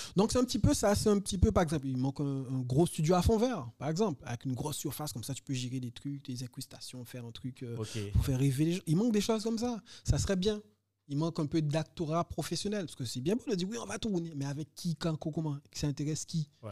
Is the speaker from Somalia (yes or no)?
no; Guadeloupe; moved away as an adult; also born or lived in Montpellier / Pierrefitte-sur-Seine; Je suis né en Guadeloupe